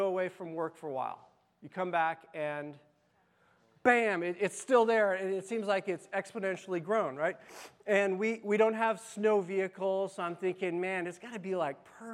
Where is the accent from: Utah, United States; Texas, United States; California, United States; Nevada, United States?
Nevada, United States; Las Vegas; I grew up in Las Vegas